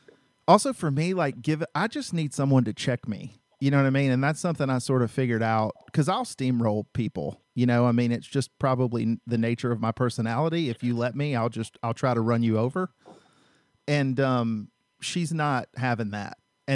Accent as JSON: {"language": "English", "region": "the South", "country": "United States", "said": "which I'm from the South, so I know a lot of people that are in what I would say, I love the South"}